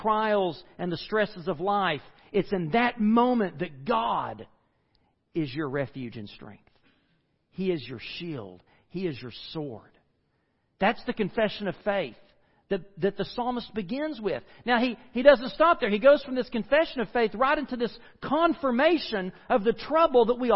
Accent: United States; I grew up in the Smoky Mountains

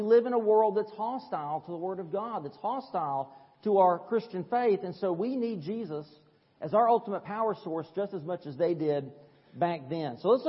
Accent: East Tennessee, United States; I'm from East Tennessee. We say turbines

